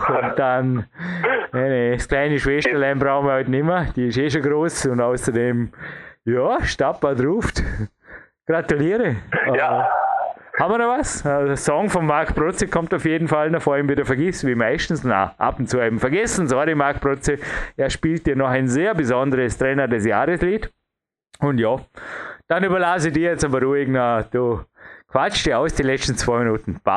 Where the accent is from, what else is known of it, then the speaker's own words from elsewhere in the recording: Austria; ich kann nur als Österreicher